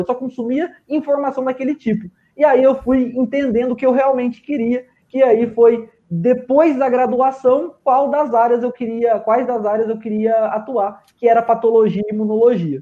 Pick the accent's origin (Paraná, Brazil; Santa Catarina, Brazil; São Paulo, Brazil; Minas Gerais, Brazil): Paraná, Brazil; Londrina; sou biomédico, sou de Londrina